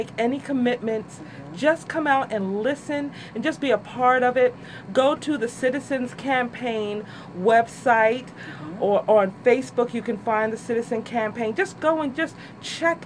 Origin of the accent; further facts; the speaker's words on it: Trenton, New Jersey, United States; I love Trenton, and I think that anybody who was born and raised here have an affinity towards our city